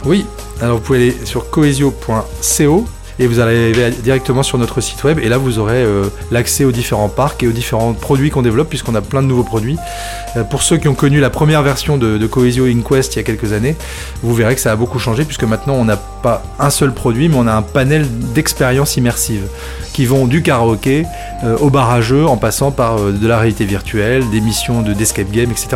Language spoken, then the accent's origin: French; Tourcoing, Hauts-de-France, France; moi je suis vraiment un, enfant du Nord. Hein. Je suis né à Tourcoing. Euh, j'ai toujours vécu dans le Nord